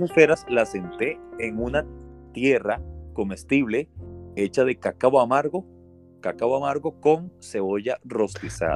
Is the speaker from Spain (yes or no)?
no; Costa Rica; somos buenos los ticos